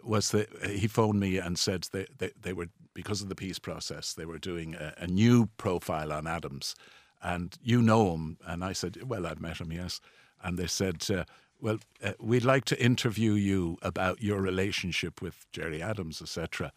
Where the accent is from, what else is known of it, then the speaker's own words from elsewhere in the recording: Dublin, Leinster, Ireland; in the 1950s, when I grew up in Balls Bridge, it was anything but a posh place